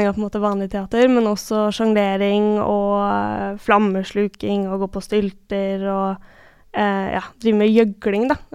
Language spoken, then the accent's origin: Norwegian; Askim, Østfold, Norway; also born or lived in Hølen; Men når folk i dag spør meg hvor jeg kommer fra, så svarer jeg ofte at jeg kommer fra Askim, for det er det stedet jeg har kanskje størst tilknytning til.